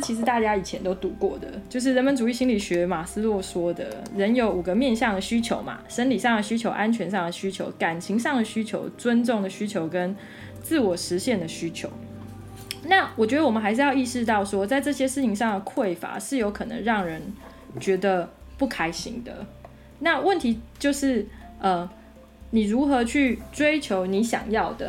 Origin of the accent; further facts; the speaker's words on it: Taiwan; 我们台湾长大的好学生